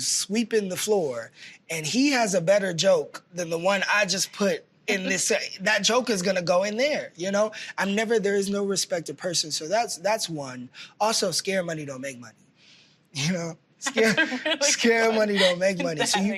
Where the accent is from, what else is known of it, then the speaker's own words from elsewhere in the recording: Texas, United States; I grew up in Texas